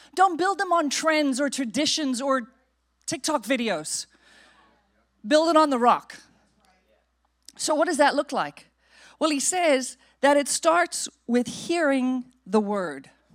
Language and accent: English; South Africa; now in United States; we grew up in South Africa